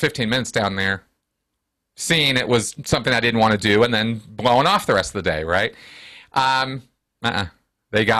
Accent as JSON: {"language": "English", "region": "California", "country": "United States", "tie": "born or raised there", "also_born_or_lived": "Santa Barbara, California", "moved": "yes", "lives_now": "Denver, United States", "said": "I grew up in California. I live in Denver now, but I was born and raised in California"}